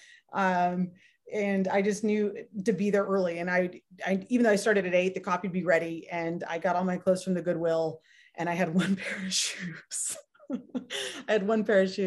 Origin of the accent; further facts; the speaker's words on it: Redondo Beach, California, United States; moved away as an adult; now in Las Vegas, United States; I grew up in Southern Cali, Redondo Beach, born and raised